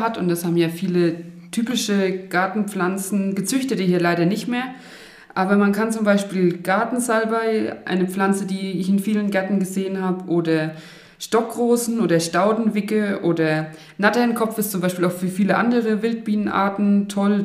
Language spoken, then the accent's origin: German; Oberelsbach, Bavaria, Germany; also born or lived in Erlangen / Karlsruhe; Ich bin in Oberelsbach aufgewachsen tatsächlich und hier auch zur Schule gegangen